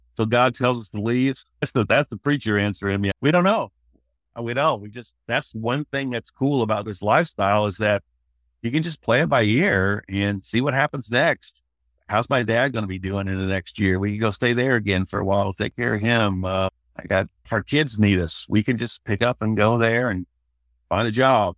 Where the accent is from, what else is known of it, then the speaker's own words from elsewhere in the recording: Sedalia, Missouri, United States; moved away as an adult; also born or lived in Fort Worth; I'm from Missouri. Grew up in a little town, Sedalia